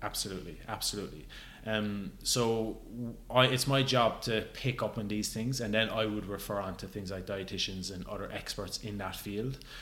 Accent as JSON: {"language": "English", "country": "Ireland", "tie": "born or raised there", "said": "growing up in Ireland"}